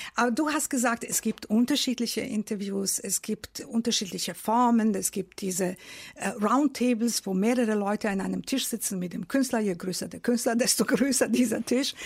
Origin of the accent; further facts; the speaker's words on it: Novi Sad, Vojvodina, Serbia; now in Germany; ich bin in Novi Sad in Serbien groß geworden.